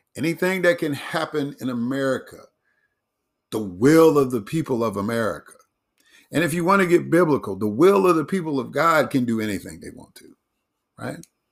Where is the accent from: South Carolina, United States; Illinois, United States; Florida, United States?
Illinois, United States; Chicago; Chicago, my hometown